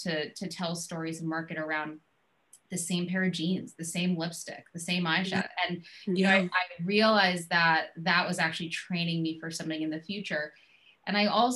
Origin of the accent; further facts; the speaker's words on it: New York, United States; also born or lived in Boston; I'm from New York